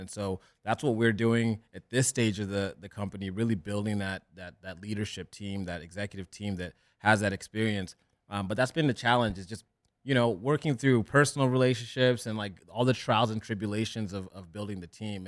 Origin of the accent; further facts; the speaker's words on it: Orange County, California, United States; also born or lived in Kenya; I grew up in Orange County